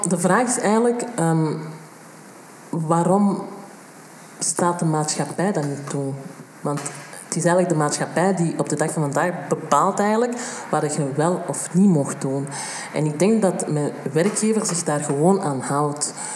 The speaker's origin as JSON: {"language": "Dutch", "town": "Antwerp", "region": "Flanders", "country": "Belgium", "tie": "born or raised there", "said": "Ik ben in Antwerpen geboren en getogen."}